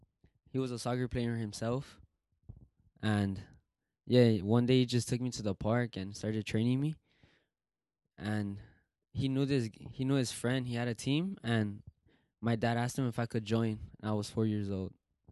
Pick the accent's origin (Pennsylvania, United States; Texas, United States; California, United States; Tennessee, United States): California, United States; Los Angeles; I grew up in South Central LA, the same as Alex.